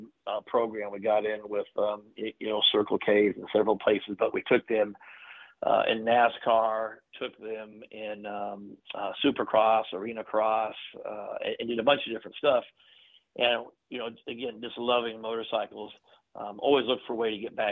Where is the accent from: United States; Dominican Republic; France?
United States; California; moved away; also born or lived in Texas; I grew up born in California